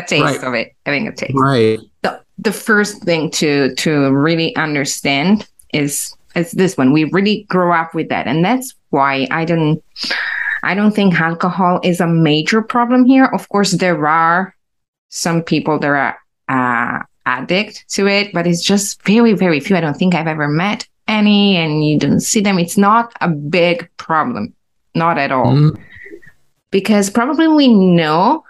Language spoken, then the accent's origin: English; Italy; English is a second language